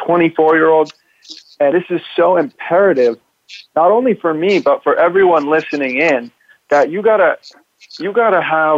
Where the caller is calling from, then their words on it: Dallas, Texas, United States; I am here from Dallas.